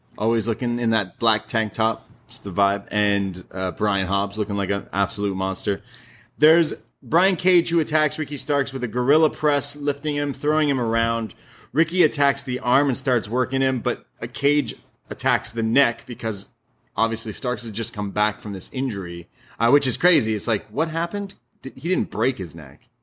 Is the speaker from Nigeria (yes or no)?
no; Canada; I'm Canadian